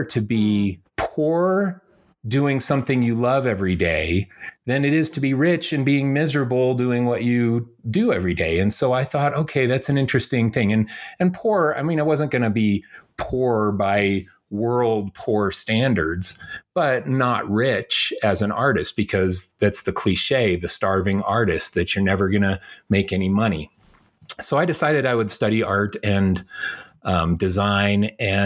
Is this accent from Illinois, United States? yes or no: yes; Chicago, Illinois, United States; also born or lived in Indiana; I was born in Chicago